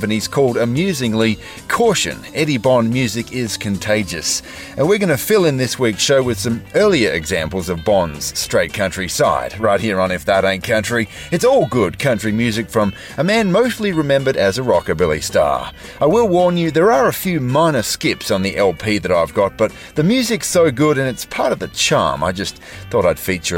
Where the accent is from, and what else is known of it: Australia; now in United States